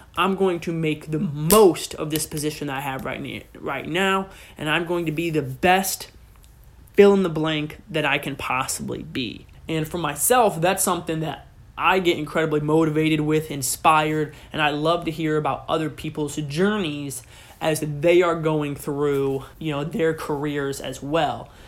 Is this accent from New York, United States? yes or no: no; Pettisville, Ohio, United States; I was raised in Northwest Ohio, in a small town in the very corner of Northwest Ohio